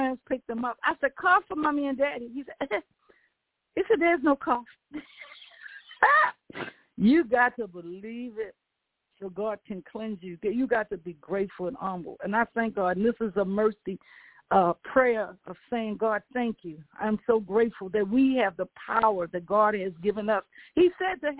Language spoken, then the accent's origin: English; the South, United States; I'm from the South